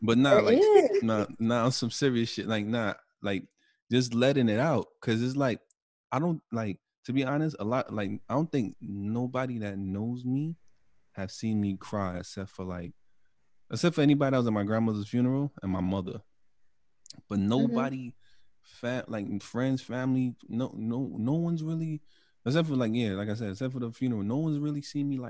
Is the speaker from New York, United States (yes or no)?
yes; New York City, New York, United States; I'm from Brooklyn